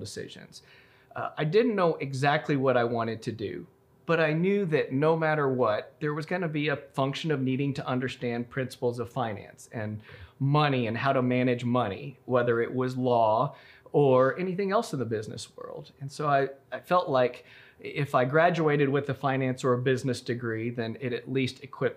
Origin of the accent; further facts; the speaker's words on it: Roswell, New Mexico, United States; also born or lived in Waco, Texas; I'm from Roswell originally, born and raised.